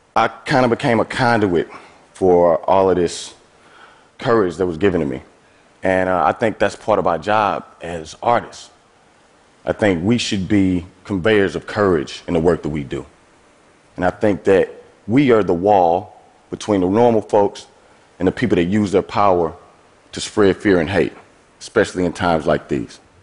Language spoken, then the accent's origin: English; East St. Louis, Illinois, United States; I'm from East St. Louis, Illinois. That's a small city across the Mississippi River from St. Louis, Missouri. I have lived in and around St. Louis my entire life.